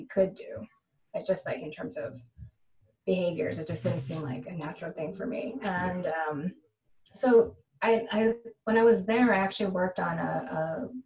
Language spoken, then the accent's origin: English; San Gabriel Valley, California, United States; I grew up in the San Gabriel Valley, which is 10 minutes east of Los Angeles